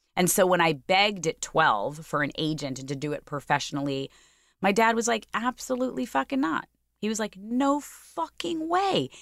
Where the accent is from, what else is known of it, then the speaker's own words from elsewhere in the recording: New York City, New York, United States; also born or lived in Port Washington, Long Island; I grew up in Ozone Park till I was about mm, seven or eight